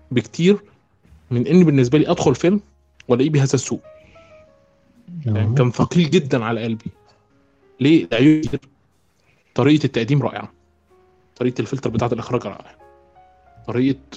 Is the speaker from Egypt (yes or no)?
yes; Egypt; عندنا في مصر